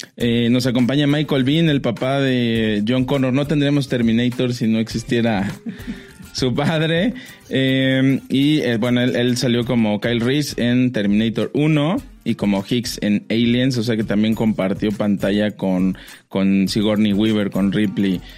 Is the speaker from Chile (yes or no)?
no; Mexico; como mexicanos